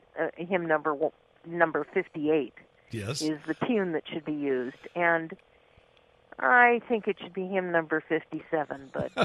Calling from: Winnetka, California, United States

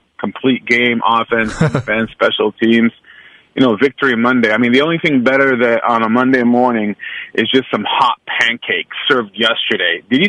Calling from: Oakland, California, United States; Good morning, this is … from Oakland.

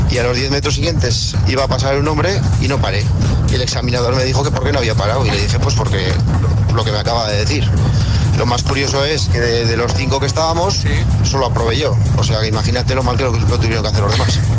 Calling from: Teruel, Aragon, Spain; de Teruel. tengo que decir que cuando me saqué el carnet de conducir

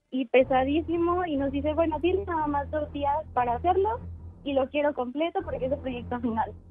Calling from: Aguascalientes, Mexico; De Aguascalientes, México.

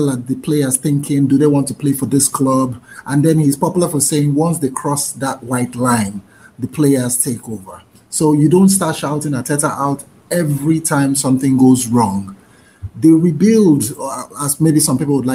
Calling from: Nigeria; I'm calling from Nigeria.

